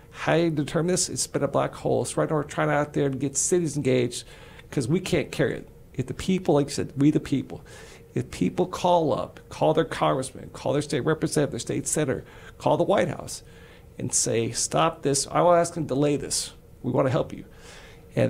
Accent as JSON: {"language": "English", "region": "Texas", "country": "United States", "said": "We're all Texans."}